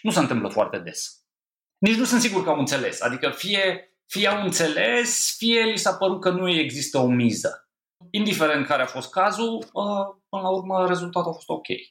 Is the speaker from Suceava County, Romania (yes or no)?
yes; Vatra Dornei, Suceava County, Romania; Vatra Dornei, care întâmplător e și orașul meu natal